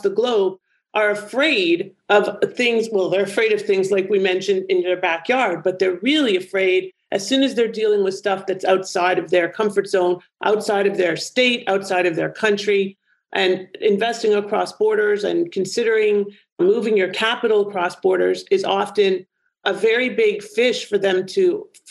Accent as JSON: {"language": "English", "country": "Canada", "said": "my home country, Canada"}